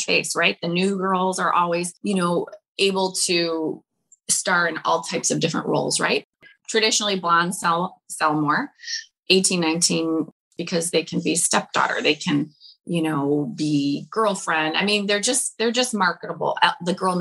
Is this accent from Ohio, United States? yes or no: no; Detroit, Michigan, United States; I'm from Detroit